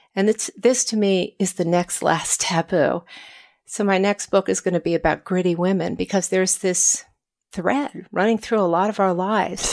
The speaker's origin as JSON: {"language": "English", "town": "Washington", "country": "United States", "tie": "born or raised there", "said": "growing up in Washington"}